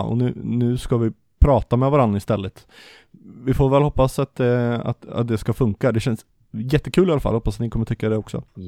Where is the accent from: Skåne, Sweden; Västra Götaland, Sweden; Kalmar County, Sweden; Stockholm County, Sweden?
Västra Götaland, Sweden; Vartofta and Varnhem, Västergötland; accent: västgötska; vårt djupt agrart västgötska arv. Vi kommer från Vartofta och Varnhem.